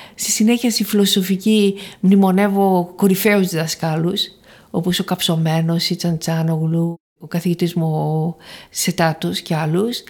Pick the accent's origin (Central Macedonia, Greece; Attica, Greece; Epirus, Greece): Central Macedonia, Greece; Thessaloniki; also born or lived in Paris, France; Γεννήθηκα στη Θεσσαλονίκη